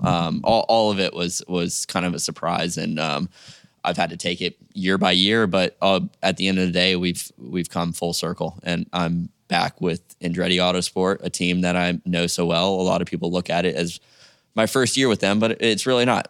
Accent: Jupiter, Florida, United States; I'm from Jupiter, Florida, which is about two, three hours away, car drive.

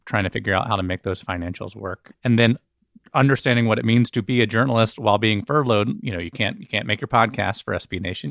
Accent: Birmingham, Alabama, United States; moved away as an adult; also born or lived in Memphis, Tennessee / Chicago / Washington, D.C. / San Francisco; I was born in Memphis, actually, and we moved to Birmingham when I was six. And so I've always claimed Alabama as my home

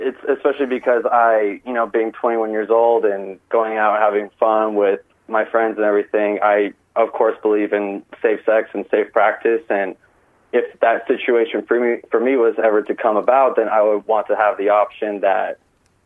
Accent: California, United States; moved away as an adult; now in Tempe, United States; I'm born and raised in California, but currently I'm attending Arizona State. So I'm in Tempe, Arizona

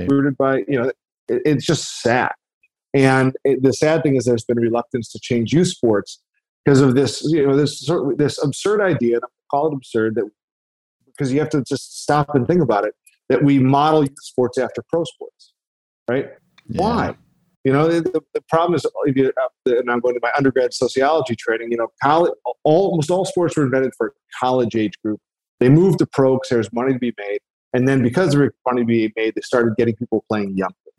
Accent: Chicago, Illinois, United States; I'm from Chicago.

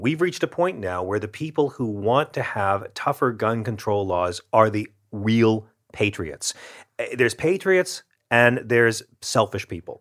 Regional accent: the South, United States; I grew up with my grandma having a shotgun in the corner down south

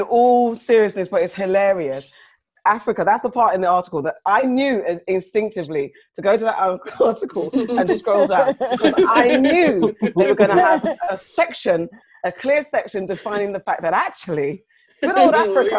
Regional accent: United Kingdom; also born or lived in Ghana; me being from the UK

